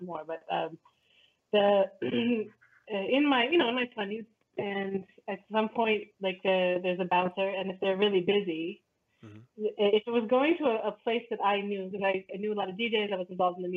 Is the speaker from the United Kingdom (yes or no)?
no; Canada